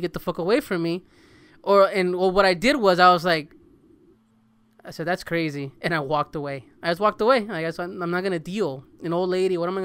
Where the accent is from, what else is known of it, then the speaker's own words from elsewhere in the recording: El Salvador; growing up in El Salvador